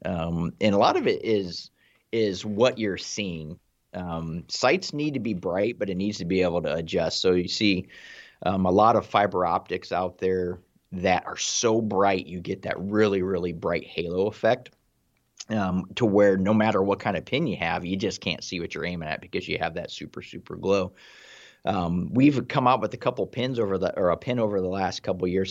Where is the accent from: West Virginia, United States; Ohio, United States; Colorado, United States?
Ohio, United States; I'm from Ohio